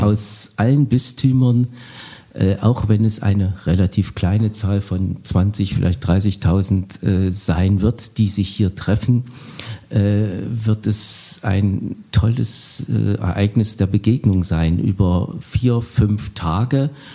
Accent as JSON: {"language": "German", "town": "Bad Langensalza", "region": "Thuringia", "country": "Germany", "said": "ich komme aus Bad Langensalza, einer Kleinstadt unweit von Erfurt."}